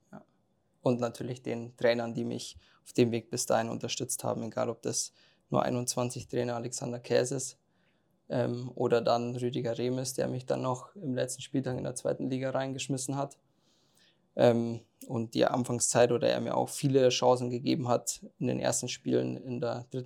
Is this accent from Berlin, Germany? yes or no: no; Bavaria, Germany; Ja, also das mit Kolbach, also da habe ich angefangen, Fußball zu spielen, erster FC Kolbach. Ähm, ist halt, ja, bei mir im Dorf